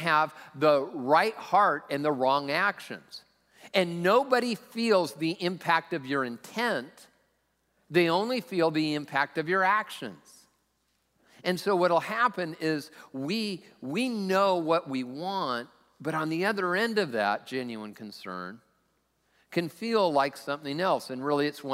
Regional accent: Lakewood, United States; also born or lived in Southern California; now in Sammamish, United States; I'm from Lakewood

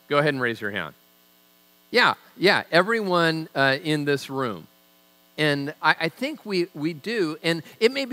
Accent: Tacoma, Washington, United States; I'm from Tacoma

